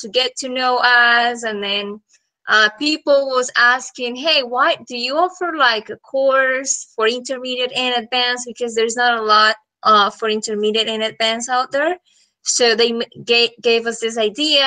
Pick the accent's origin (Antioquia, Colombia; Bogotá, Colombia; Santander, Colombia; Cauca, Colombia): Santander, Colombia; Bucaramanga; English is a second language; moved away as an adult; now in Nashville, United States; I'm from Colombia, from a city called Bucaramanga